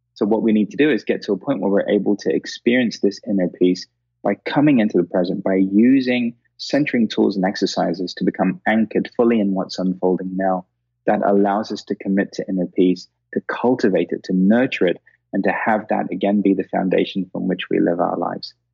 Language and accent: English; India; being Indian, because we've, we've got a 5,000 year old history of this